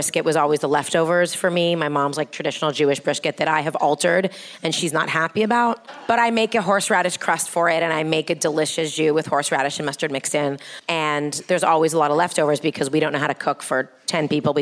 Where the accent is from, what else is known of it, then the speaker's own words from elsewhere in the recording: Toronto, Ontario, Canada; moved away as an adult; also born or lived in Manhattan; now in Brooklyn, United States; we're Canadians, so I grew up in Toronto